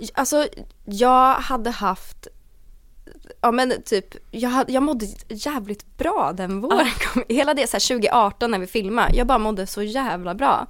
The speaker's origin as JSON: {"language": "Swedish", "town": "Åkersberga", "region": "Stockholm County", "country": "Sweden", "tie": "born or raised there", "also_born_or_lived": "Danderyd / Täby"}